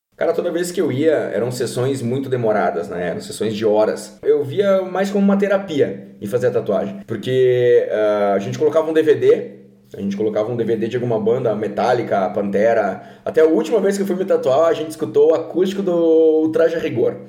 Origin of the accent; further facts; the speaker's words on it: Curitiba, Paraná, Brazil; now in Caxias do Sul, Brazil; eu nasci em Curitiba